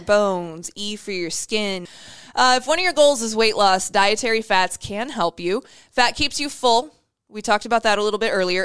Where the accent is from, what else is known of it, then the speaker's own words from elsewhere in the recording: Iowa, United States; My home, my home state